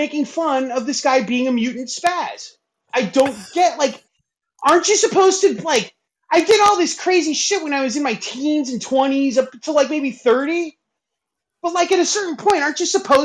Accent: Los Angeles, California, United States; I'm from Woodland. I used to live right across from Woodland Hills Country Club

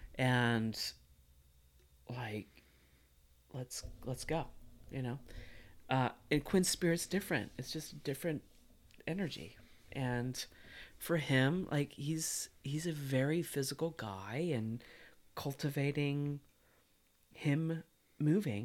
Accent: Missouri, United States; I grew up in Missouri

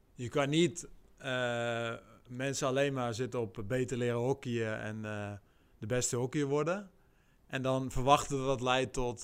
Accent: Netherlands; als Nederlander

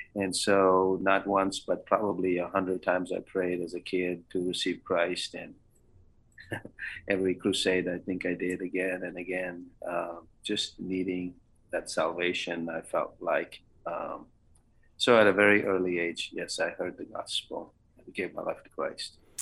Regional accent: Bangalore, Karnataka, India; also born or lived in Canada / Louisiana / Iowa; now in Springfield, Kentucky, United States; I grew up in the great uh, metropolitan city of Bangalore or Bengaluru

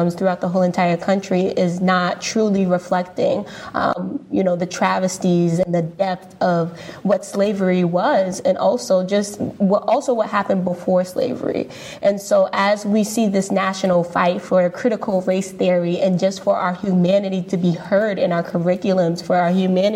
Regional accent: East Coast, United States; I'm also from the East Coast

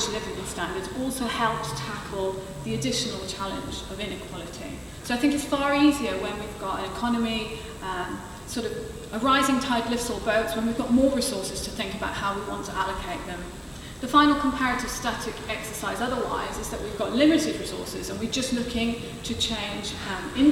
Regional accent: Swansea, Wales, United Kingdom; Swansea's my hometown

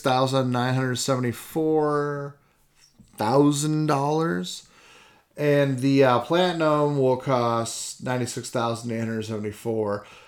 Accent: Iowa, United States; growing up in Iowa, I mean, we haul wagons behind our trucks

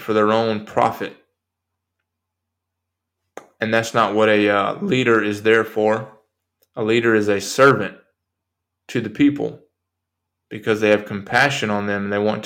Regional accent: United States; I am an American

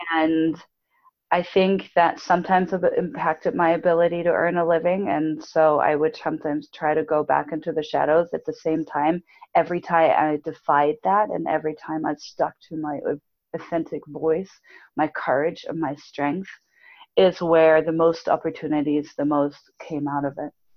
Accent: Germany; moved away as an adult; I grew up in Germany. So for anyone listening, I grew up in Germany

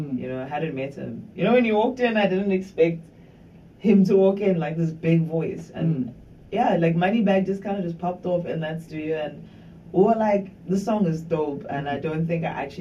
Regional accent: Durban, KwaZulu-Natal, South Africa; also born or lived in Johannesburg; Born and raised in Durban, from Westville, you know, all my life, being in Westville.

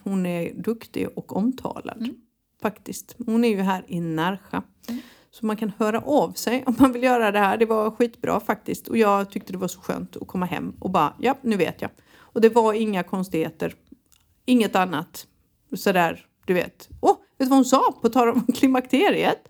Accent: Halmstad, Halland County, Sweden; moved away; när jag föddes på Halmstad BB

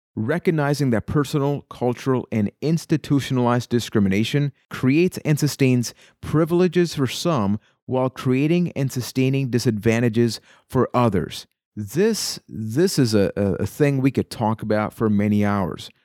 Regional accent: Puerto Rico; I am from Puerto Rico

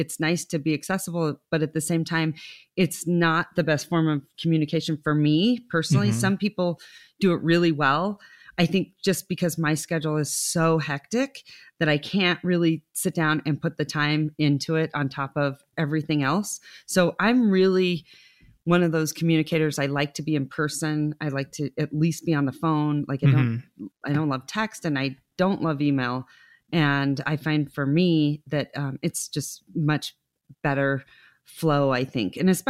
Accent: Reno, Nevada, United States; because I was born and raised here, and you'll laugh at this. When I was growing up, people would say, where are you from? And I'd say Lake Tahoe, Reno.

